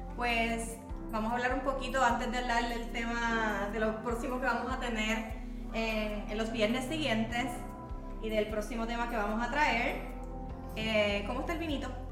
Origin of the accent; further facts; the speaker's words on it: Bayamón, Puerto Rico; yo me crié en el campo de Bayamón, pero bien arriba.